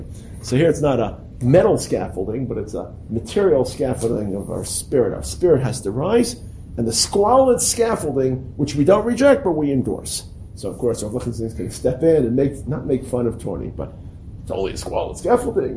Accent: New York City, New York, United States; when I was growing up in Brooklyn, we couldn't get pineapples

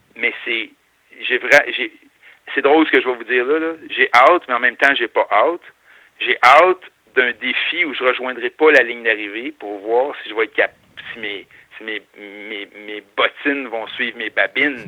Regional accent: north of Montreal, Quebec, Canada; also born or lived in Chicoutimi; je viens du nord, euh, pas loin de Montréal, à Grimby

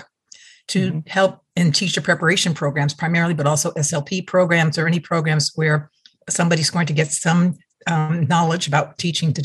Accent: New York, United States; moved away; also born or lived in Connecticut; I'm from New York, so I really talk like this

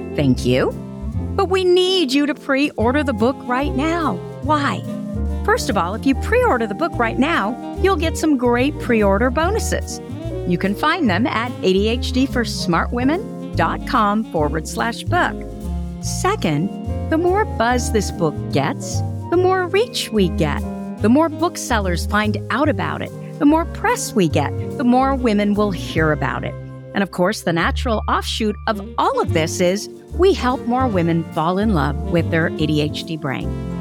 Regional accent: Burlingame, California, United States; my hometown, Burlingame, California

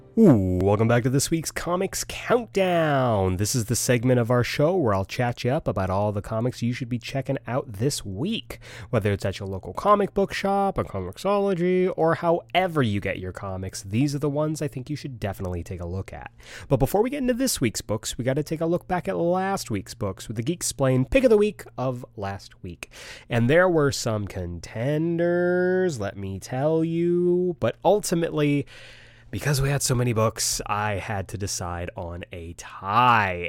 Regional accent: United States; I was very uh, ashamed of being Asian American when I was a kid

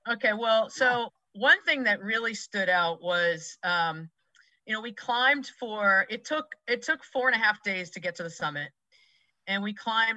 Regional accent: Massachusetts, United States; moved away as an adult; also born or lived in suburbs of Philadelphia, Pennsylvania; now in Philadelphia suburbs, United States; i grew up in massachusetts i live mm-hmm. in the suburbs of philadelphia right now

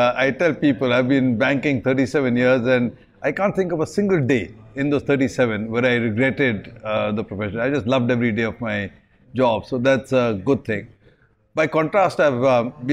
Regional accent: Delhi, India; now in Singapore; when I grew up in Delhi, I spotted 175 species in my backyard

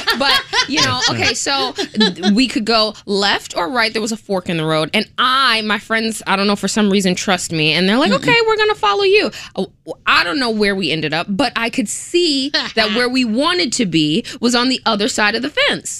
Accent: Brooklyn, New York, United States; But I mean, like, I'm from Brooklyn. When we say hike, we mean, like, walk around the park maybe once.

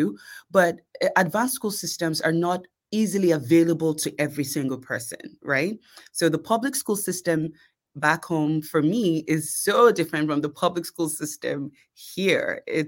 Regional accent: Lagos, Nigeria; born there; And so even though I was born in Lagos, I had the opportunity to see a little bit of life as a little girl. And I was also blessed with the opportunity to attend private school in Nigeria.

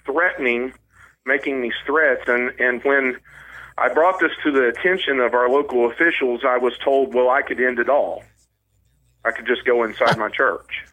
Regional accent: Chadwick, Missouri, United States; I grew up in South um, West Missouri, around the Chadwick area, around Ozark and Chadwick

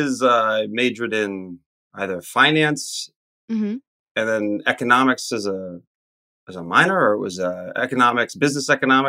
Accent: New York City, New York, United States; also born or lived in Indiana; I'm from New York City, is what you're saying. And I think that I sound like somebody from New York City.

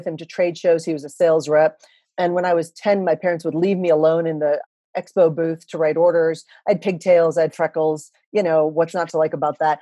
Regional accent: Texas, United States; moved away as an adult; also born or lived in Japan / Philippines / Singapore / Thailand; I come from Texas

